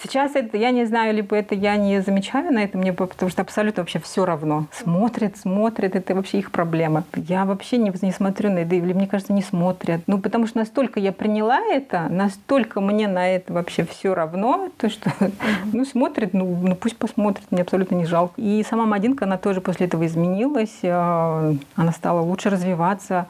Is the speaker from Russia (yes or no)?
yes; Saratov, Saratov Oblast, Russia; moved away as an adult; also born or lived in Uralsk, Kazakhstan; now in Astana, Kazakhstan; Я сама родом из России, из Саратовской области